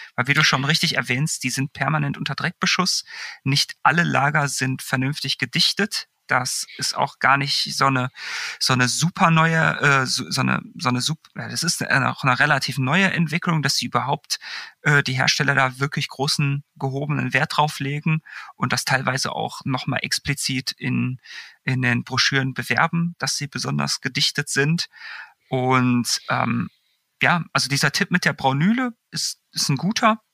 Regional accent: Bochum, North Rhine-Westphalia, Germany; moved away; beim Fahrradladen damals in meiner alten Heimat in Bochum

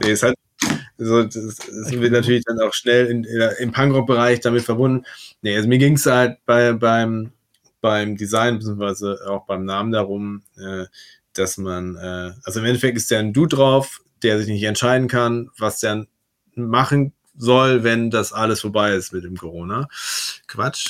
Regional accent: Werne, North Rhine-Westphalia, Germany; Ich komme aus Werne

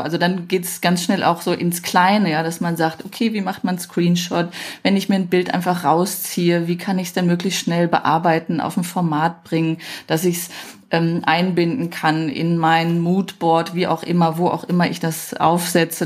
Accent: Düsseldorf, North Rhine-Westphalia, Germany; Ich bin ja Düsseldorferin

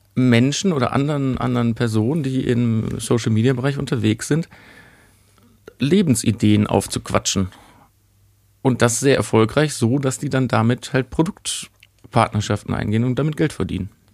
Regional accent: Germany; bei uns in Deutschland

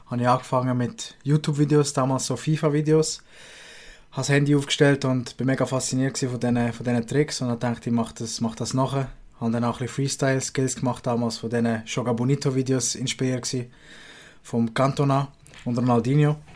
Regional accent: Aargau, Switzerland; Das äh, wird supported als Aargauer

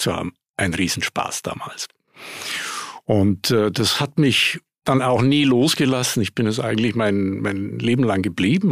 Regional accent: Munich, Bavaria, Germany; moved away as an adult; also born or lived in Grenoble / New York; ich bin Münchner, was man an der Stimme ja auch hört. Ich habe einen Dialekt, ich kriege den nicht los. habe es inzwischen aufgegeben, das zu probieren. Äh, um, ähm, aber äh, bin dort aufgewachsen

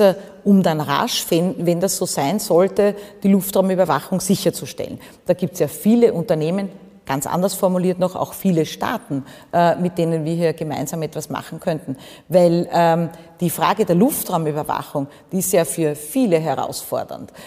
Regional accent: Austria; mein Heimatbundesland

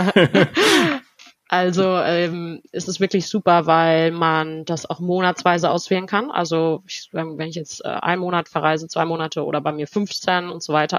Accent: Germany; first language German and Spanish; ich bin hier geboren, also in Deutschland geboren worden und von Anfang an zweisprachig erzogen worden

